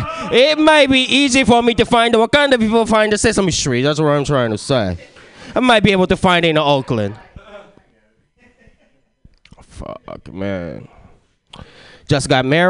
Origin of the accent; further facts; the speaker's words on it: Japan; English is a second language; moved away; I was born and raised in Japan. Trying to get this language thing down, but it never happened.